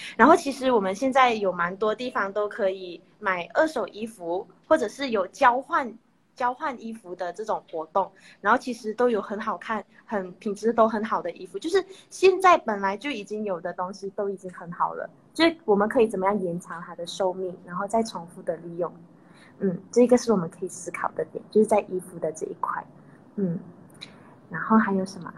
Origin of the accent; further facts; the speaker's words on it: Malaysia; also born or lived in Taiwan; 我是来自马来西亚的